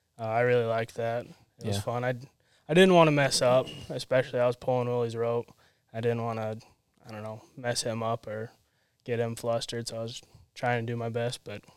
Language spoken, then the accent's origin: English; Kansas City, Missouri, United States; born there; I was born in Missouri.